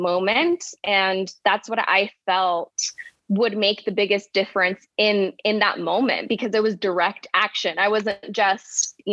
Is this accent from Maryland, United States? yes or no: no; Arizona, United States; also born or lived in Buenos Aires, Argentina / Florence, Arizona; I started out here in Arizona, it's my home state, as a student activist, as a young undocumented person. Arizona was a very difficult place to grow up in.